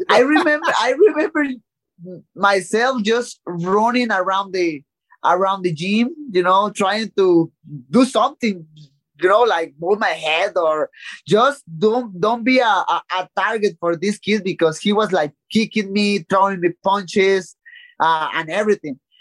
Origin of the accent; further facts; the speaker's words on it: Tijuana, Baja California, Mexico; English is a second language; from my hometown in Tijuana